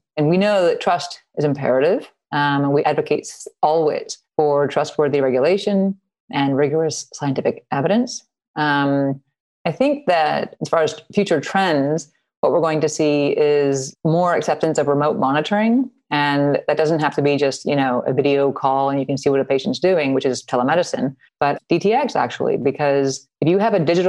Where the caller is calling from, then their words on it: Louisville, Kentucky, United States; I am in Louisville, Kentucky.